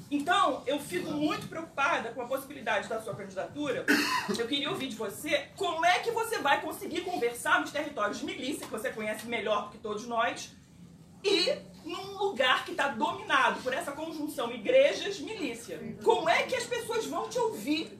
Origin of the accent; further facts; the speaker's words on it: Rio de Janeiro, Brazil; sou carioca, professora da UERJ